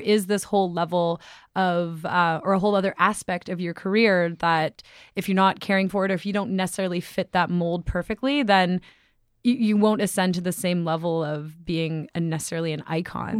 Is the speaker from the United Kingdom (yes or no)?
no; Toronto, Ontario, Canada; we're all Canadian